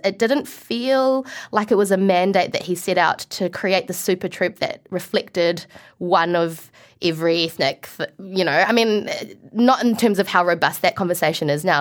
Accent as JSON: {"language": "English", "country": "New Zealand", "also_born_or_lived": "Malaysia", "accent": "New Zealand", "said": "I was able to retain my New Zealand accent"}